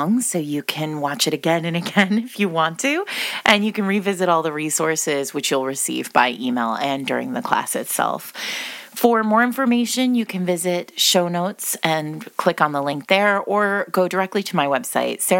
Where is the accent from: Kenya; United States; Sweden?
United States; I was born in the United States to an Italian man.